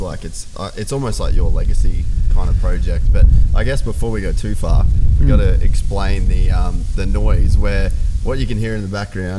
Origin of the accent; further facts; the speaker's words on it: Cairns, Queensland, Australia; I'm obviously from Cairns